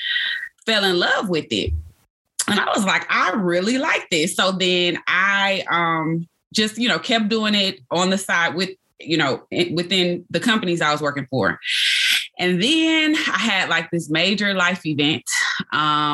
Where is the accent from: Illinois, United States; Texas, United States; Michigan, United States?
Michigan, United States; Detroit; I was born and raised in Detroit, Michigan.